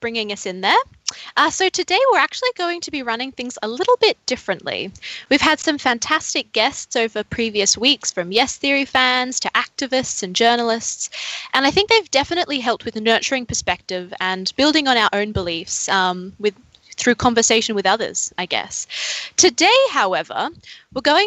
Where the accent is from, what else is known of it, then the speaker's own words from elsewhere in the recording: Queensland, Australia; moved away as an adult; now in Melbourne, Australia; I'm originally from Queensland. I moved down here 4 years ago to start studying